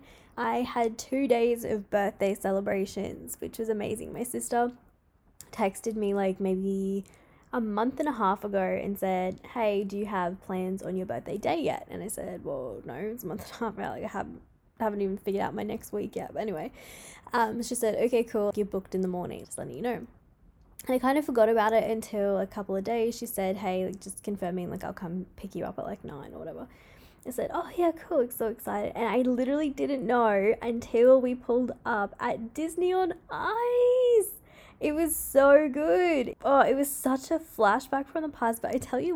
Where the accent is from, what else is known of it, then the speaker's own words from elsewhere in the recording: Queensland, Australia; in my hometown anyway, we had the Logies up here in Queensland